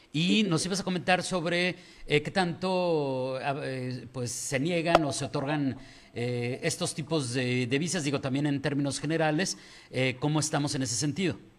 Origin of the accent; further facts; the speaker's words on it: Mexico; nosotros como mexicanos estamos muy acostumbrados